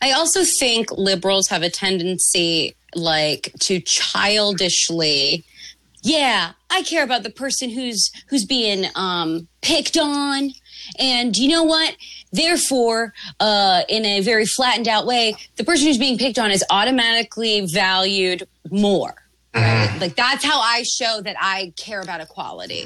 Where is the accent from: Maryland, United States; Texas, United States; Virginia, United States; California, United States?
Maryland, United States; I'm from Maryland